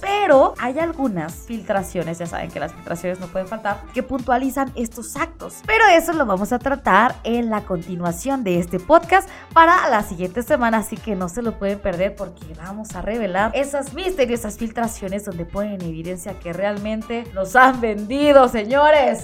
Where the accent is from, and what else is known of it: Mexico